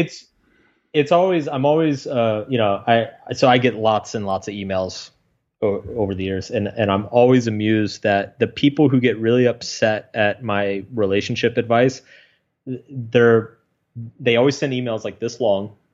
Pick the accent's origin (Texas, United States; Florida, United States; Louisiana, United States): Texas, United States; I grew up in Texas